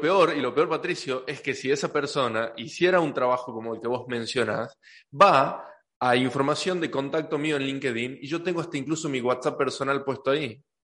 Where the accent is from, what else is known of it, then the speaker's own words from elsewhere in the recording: Tucumán, Argentina; accent: tucumano; soy tucumano, ya de por sí me como las S. Entonces trato de no hablar tan tucumano en los episodios